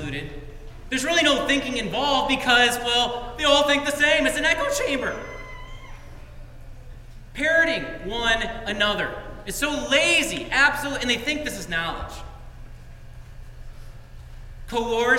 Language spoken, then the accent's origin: English; United States; being a Christian directs and drives all that I do as an American